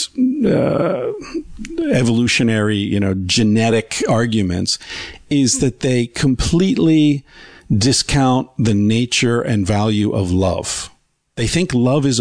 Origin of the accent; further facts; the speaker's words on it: Beaver Falls, Pennsylvania, United States; I popped up in Beaver Falls, Pennsylvania